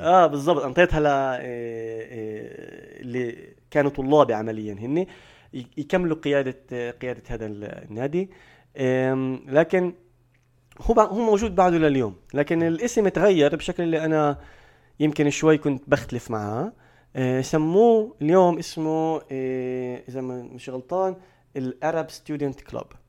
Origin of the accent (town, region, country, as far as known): Palestine